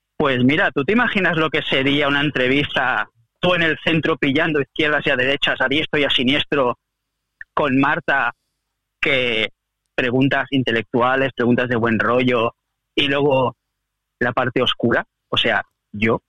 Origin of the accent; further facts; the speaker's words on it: Catalonia, Spain; soy catalán por los cuatro costados